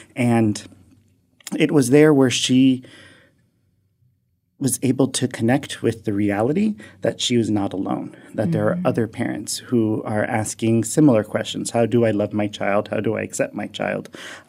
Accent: Miami, Florida, United States; now in Athens, Ohio, United States; I was born and raised in Miami, Florida, and into a Hispanic household, a Latino household

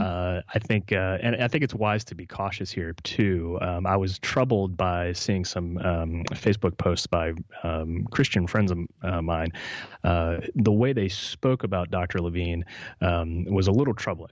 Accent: West Virginia, United States; West Virginia, my home state

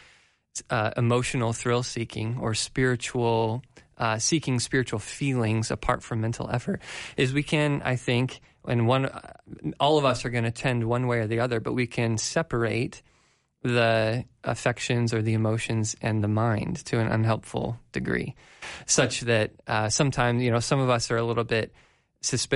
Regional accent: Colorado, United States; growing up in Colorado

